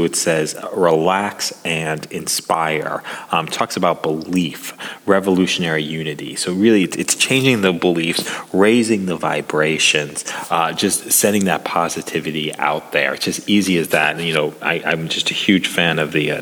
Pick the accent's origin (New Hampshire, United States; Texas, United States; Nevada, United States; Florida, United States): Nevada, United States; Las Vegas; my hometown of Las Vegas